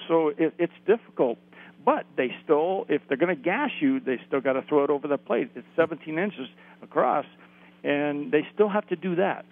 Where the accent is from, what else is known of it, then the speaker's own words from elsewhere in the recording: suburb of LA, Southern California, United States; I grew up in the Southern California area, suburb